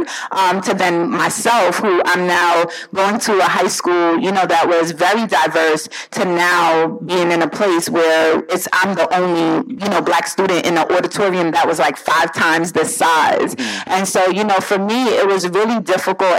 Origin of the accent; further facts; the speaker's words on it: New York City, New York, United States; also born or lived in Jamaica; growing up, again, in Brooklyn, New York